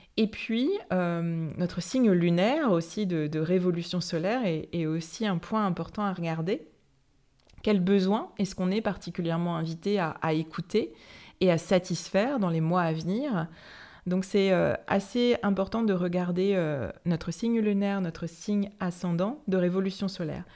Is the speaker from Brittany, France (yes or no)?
yes; Saint-Malo, Brittany, France; chez moi à Saint-Malo